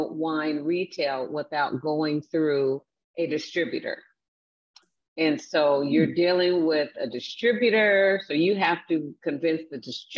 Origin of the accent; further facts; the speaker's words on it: Seattle, Washington, United States; also born or lived in Wichita, Kansas; I grew up in Seattle, Washington. I'm originally from Wichita, Kansas